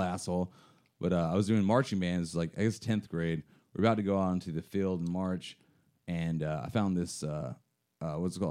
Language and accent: English; Arkansas, United States; moved away; also born or lived in Washington State; I was born and washed in the state, grew up in Arkansas. I, I hope I don't have an accent from that.